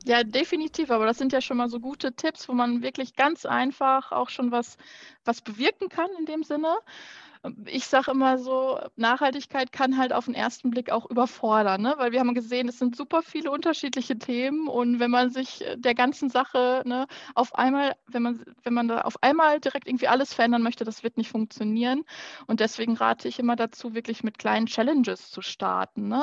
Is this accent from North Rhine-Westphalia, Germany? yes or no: yes; Petershagen, North Rhine-Westphalia, Germany; Ich komme aus Petershagen ursprünglich